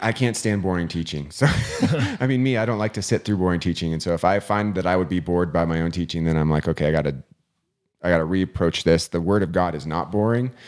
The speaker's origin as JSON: {"language": "English", "town": "Vail", "region": "Colorado", "country": "United States", "tie": "born or raised there", "lives_now": "Eagle, United States", "said": "I grew up in Vail, um, which is just, you know, fifteen minutes up the road, and we had bears constantly"}